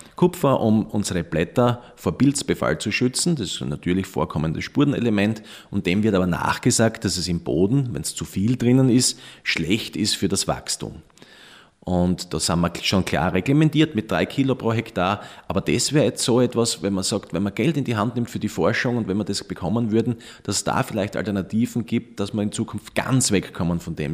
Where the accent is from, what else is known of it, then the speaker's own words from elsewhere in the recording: Austria; bei uns in Österreich